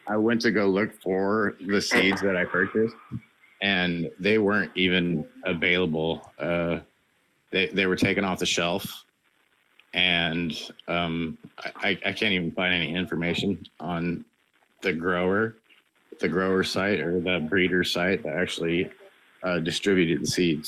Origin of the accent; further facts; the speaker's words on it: Washington, United States; I'm from Washington State